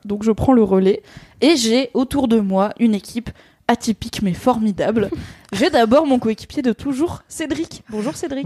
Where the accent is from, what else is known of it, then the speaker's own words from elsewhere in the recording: Alsace, Grand Est, France; en tant qu'Alsacienne